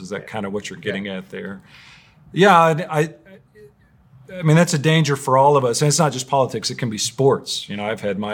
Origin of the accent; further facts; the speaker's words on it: United States; I'm an American